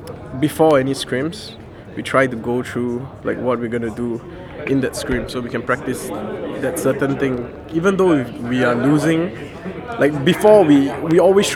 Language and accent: English; India; Yeah, I'm Indian.